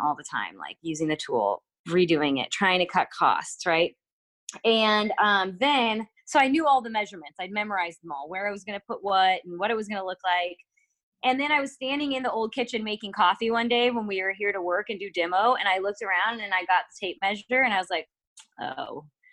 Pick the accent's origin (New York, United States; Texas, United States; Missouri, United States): Missouri, United States; growing up in Missouri